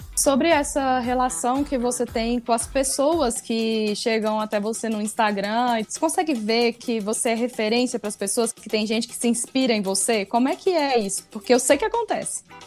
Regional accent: Brazil; como brasileiro

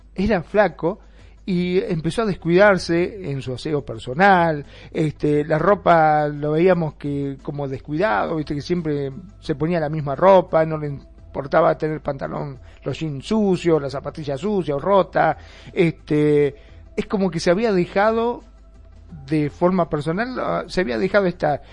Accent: Argentina; en mi país también, en Argentina

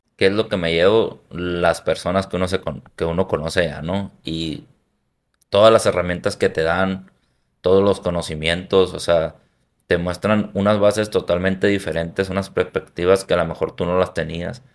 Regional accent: Hermosillo, Sonora, Mexico; soy de la costa de Hermosillo, soy de ahí originario

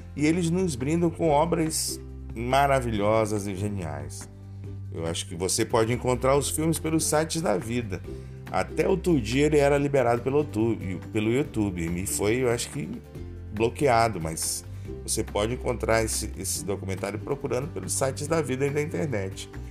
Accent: Brazil

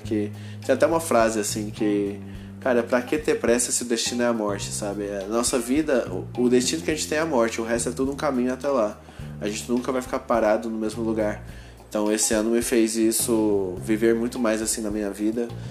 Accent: Goiânia, Goiás, Brazil; eu sou de Goiânia

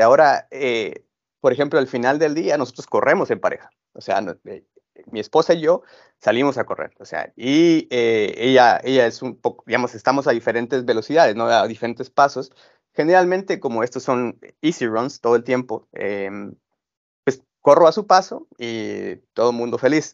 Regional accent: Guatemala; yo soy de Guatemala

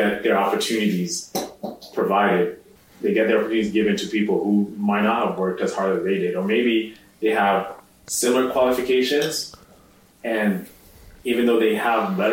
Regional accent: Sarnia, Ontario, Canada; also born or lived in Nairobi, Kenya / Toronto, Canada; I grew up in a city called Sarnia in southwestern Ontario. When I immigrated from Nairobi in 2003, we lived in Toronto, lived in North York for about 3 years, then moved to Sarnia from 06, and I went to lived there until grade 12

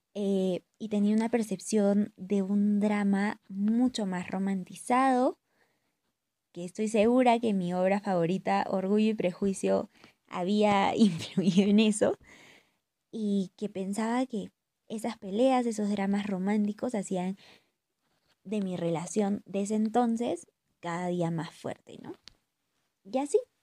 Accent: Huancayo, Junín, Peru; moved away; estoy pasando la cuarentena con mi familia en mi ciudad natal, que es Huancayo. Eh, y bueno, estoy durmiendo en el cuarto en el que he crecido

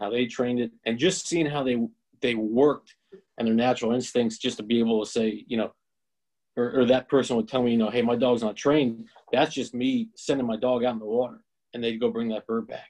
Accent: northeastern Pennsylvania, United States; I'm out of born and raised in Pennsylvania, northeastern Pennsylvania exactly.

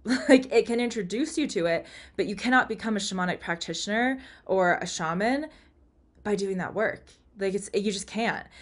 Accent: United States; I'm American but I'm not Native American

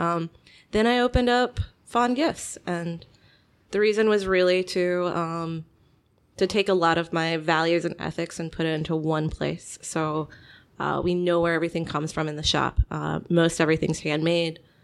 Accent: Kansas City, United States; also born or lived in Chicago; now in Batavia, United States; I'm originally from Kansas City

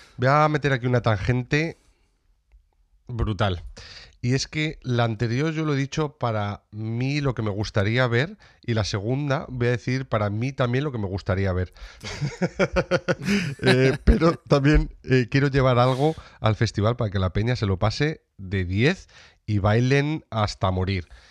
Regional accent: Sierra de Béjar, Salamanca, Castile and León, Spain; en la Sierra de Béjar, en Salamanca para traer eh, eh, eh, salud, bienestar y dinero para mi tierra

